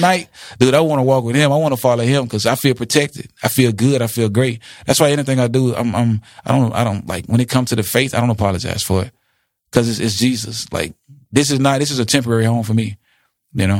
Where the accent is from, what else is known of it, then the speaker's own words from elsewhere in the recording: Jackson, United States; Jackson, my hometown